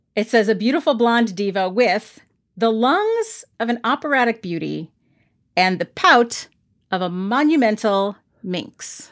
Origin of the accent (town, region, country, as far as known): United States